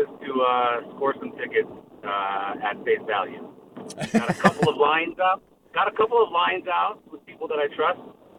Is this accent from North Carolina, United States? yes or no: no; Gonzales, California, United States; I grew up in Salinas. I grew up in Gonzales, actually. I always say Salinas.